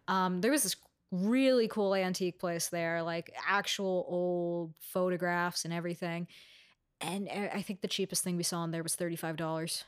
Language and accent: English; New York City, New York, United States; I'm from Astoria